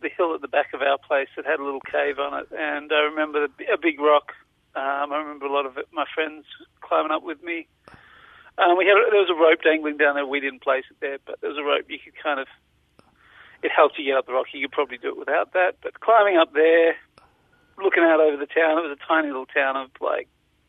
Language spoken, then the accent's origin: English; Western Australia, Australia; also born or lived in Melbourne; I was born in Melbourne and we moved to Western Australia when I was about two.